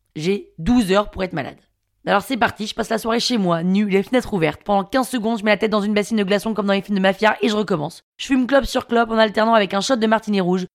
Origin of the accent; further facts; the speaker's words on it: Paris, Île-de-France, France; also born or lived in London, United Kingdom; Parisienne, 34 ans, et je suis née à Londres en Angleterre.